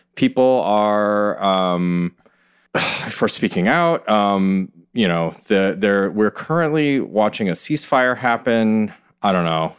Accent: Ann Arbor, Michigan, United States; moved away as an adult; also born or lived in New York; I grew up in Ann Arbor

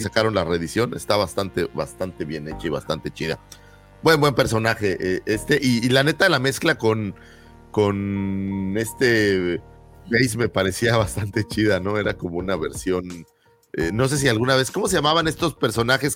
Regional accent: Mexico City, Mexico; los que somos aquí chilangos

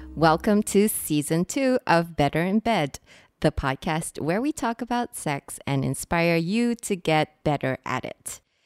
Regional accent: Singapore; today we are recording from Singapore, which is I know some of you might already know this, which is where I'm from. And one of the things that I really struggled with when I was growing up here

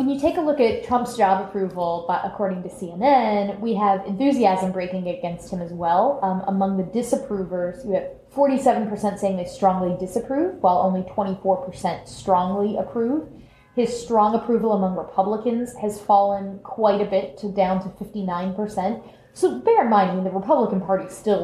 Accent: Orlando, Florida, United States; I was growing up in Orlando

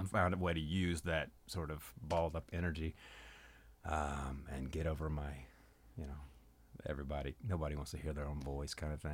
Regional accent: North Mississippi, United States; now in Memphis, United States; I was born in Memphis, but I was raised in really North Mississippi.

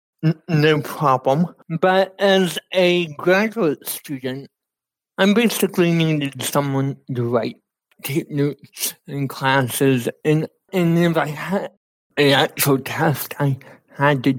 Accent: Florida, United States; moved away as an adult; now in Kansas, United States; I grew up in Florida all my life

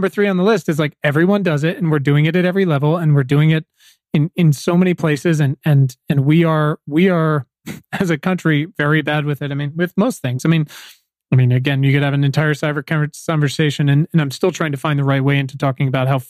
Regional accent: East Coast, United States; now in California, United States; I'm originally from the East Coast. I've been here for 10 years. I have very complicated feelings about California.

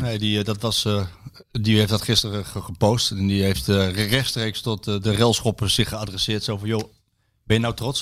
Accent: Deventer, Overijssel, Netherlands; ik kom dan uit Deventer

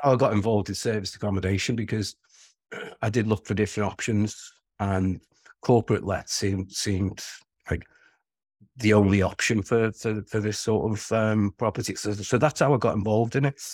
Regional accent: Wirral, North West England, United Kingdom; accent: Scouse (plastic Scouser); I'm a Scouser, but regardless of the plastic Scouser, because we live two and a half miles away from Liverpool city centre, but, um, we're, we're, we're in a small peninsula called the Wirral.

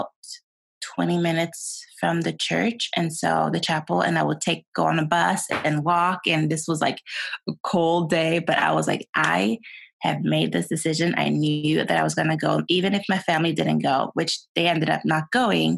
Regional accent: Sweden; English is a second language; moved away as an adult; also born or lived in Utah, United States; now in United States; I was born and raised in Sweden. And I came to the States 12 years ago.

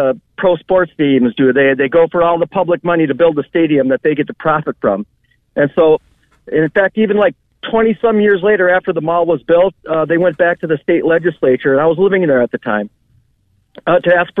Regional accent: Minneapolis, Minnesota, United States; I'm from Minneapolis

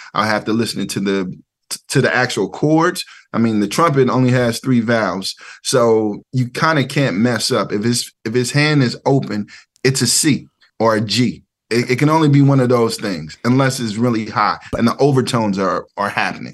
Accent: Ferguson, Missouri, United States; moved away as an adult; also born or lived in New York; I'm from the Show Me State. I'm from Missouri

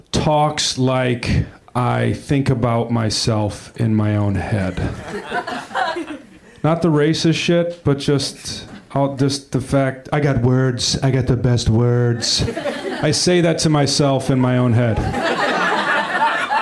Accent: Wisconsin, United States; now in Los Angeles, United States; I am from Wisconsin

